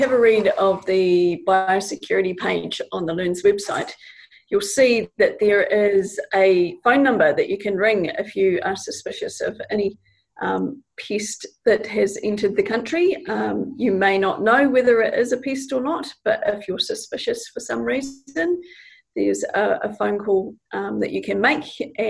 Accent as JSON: {"language": "English", "town": "Dunedin", "region": "Otago", "country": "New Zealand", "said": "we're from Dunedin like me"}